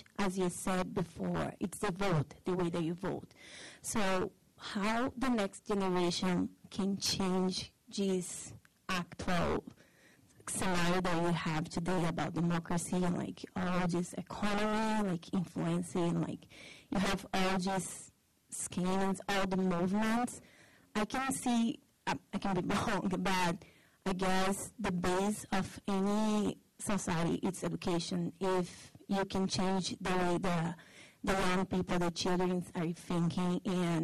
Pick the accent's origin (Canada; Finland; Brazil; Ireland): Brazil; moved away; I'm from Brazil.